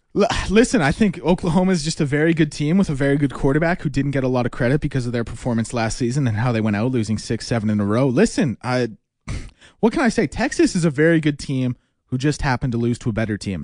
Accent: Edmonton, Alberta, Canada; also born or lived in Calgary; We had been in Edmonton for about three years at that point, two or three years

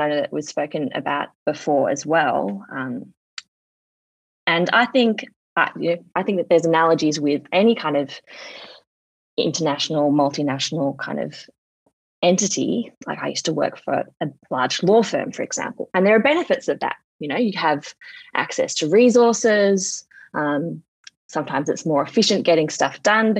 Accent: Sydney, New South Wales, Australia; I grew up in Sydney. I live in Sydney. I was raised in Sydney.

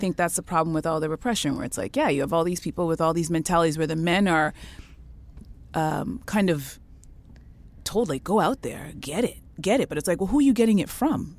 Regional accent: Canada; I was born in Canada

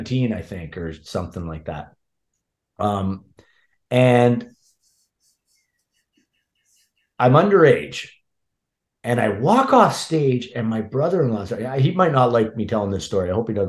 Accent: North Bay, Ontario, Canada; moved away; also born or lived in Toronto; in my hometown in North Bay

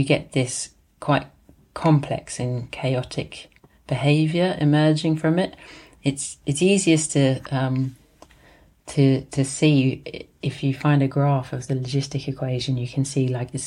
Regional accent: London, United Kingdom; also born or lived in Walthamstow, East London / Edinburgh; I was born in Islington in North London, and now I live in Walthamstow in East London

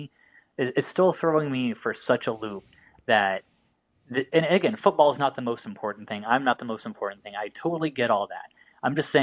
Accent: Indiana, United States; I'm from Indiana, born and raised

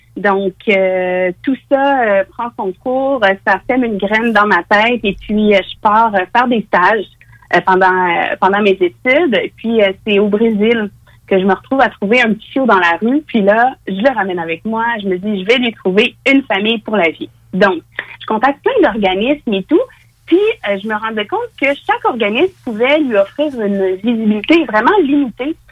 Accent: Lévis, Quebec, Canada; à Lévis même. une Lévisienne

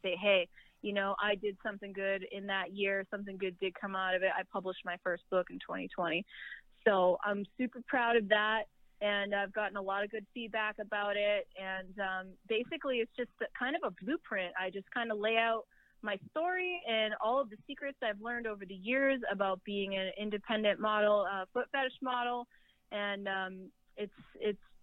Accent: New England, United States; moved away; I'm from New England originally

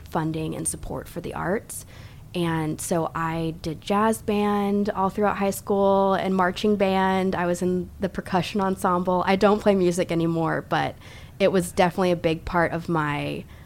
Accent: Denver, Colorado, United States; moved away as an adult; now in Mississippi, United States; I grew up in Denver, Colorado

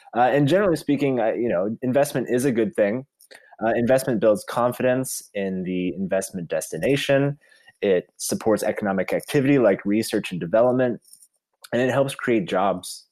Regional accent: Virginia, United States; my home state of Virginia

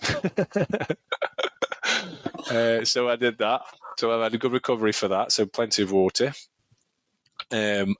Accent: Stoke-on-Trent, West Midlands, United Kingdom; I'm from Stoke

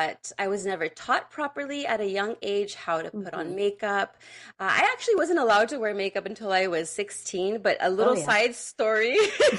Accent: San Francisco Bay Area, California, United States; I'm also from the Bay Area

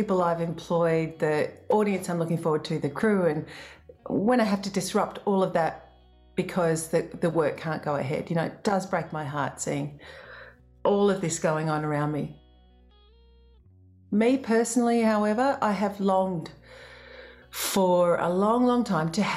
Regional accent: Australia; as an Australian musician

